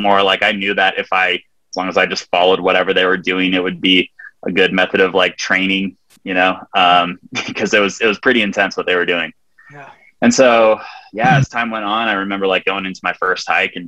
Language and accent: English; Big Bear Lake, California, United States; I grew up in Southern California in a small mountain town called Big Bear Lake